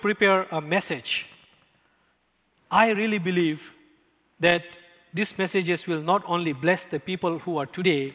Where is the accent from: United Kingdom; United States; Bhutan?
Bhutan; English is a second language; moved away